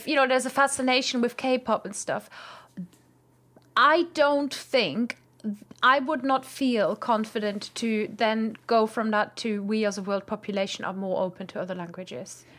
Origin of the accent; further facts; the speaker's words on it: Germany; moved away; I'm from Germany.